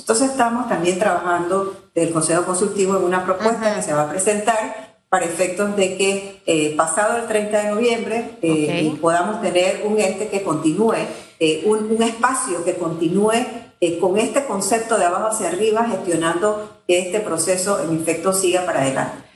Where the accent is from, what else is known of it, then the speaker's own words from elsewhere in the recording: Panama; podemos como panameños